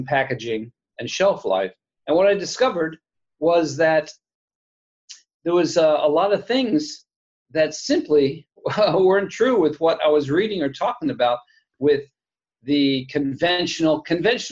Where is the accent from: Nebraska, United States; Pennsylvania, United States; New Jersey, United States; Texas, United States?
New Jersey, United States; Princeton; moved away; where I grew up in Princeton, New Jersey, where I am right now, actually visiting my mom